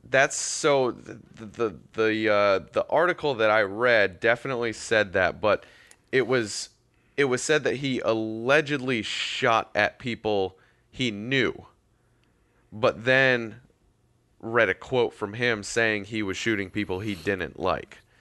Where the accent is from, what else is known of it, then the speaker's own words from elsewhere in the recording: Massachusetts, United States; now in Florida, United States; I grew up in Massachusetts